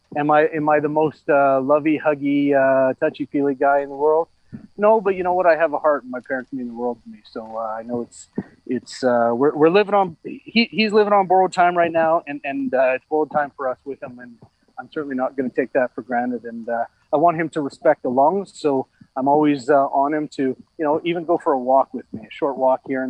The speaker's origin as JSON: {"language": "English", "town": "Calgary", "region": "Alberta", "country": "Canada", "tie": "born or raised there", "also_born_or_lived": "Lethbridge", "lives_now": "Edmonton, Canada", "said": "I was born and raised in Calgary for 19 years before I spent six, seven years down in Lethbridge. I've been in Edmonton now for 21 years."}